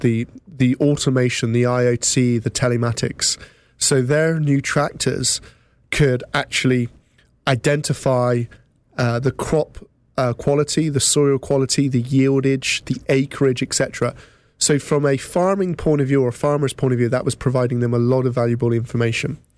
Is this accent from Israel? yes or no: no; England, United Kingdom; now in North Somerset, United Kingdom; as you may have gathered from my accent, I'm from England.